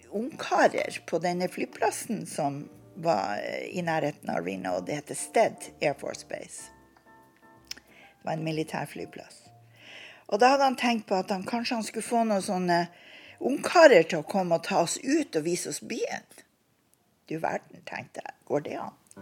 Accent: Bodø, Nordland, Norway; moved away as an adult; vi kom ifra Bodø.

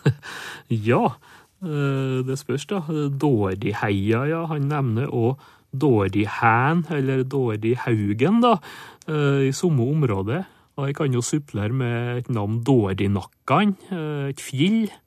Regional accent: Nordmøre, Møre og Romsdal, Norway; et adjektiv som vi har på Nordmøre, der jeg kommer ifra

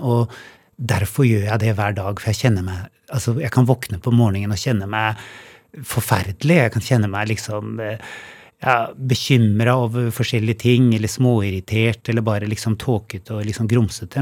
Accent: Oslo, Norway; moved away as an adult; also born or lived in Hemsedal / Valdres; now in Hemsedal and Valdres, Norway; jeg er jo født og oppvokst i Oslo, men bodde så 20 år i utlandet

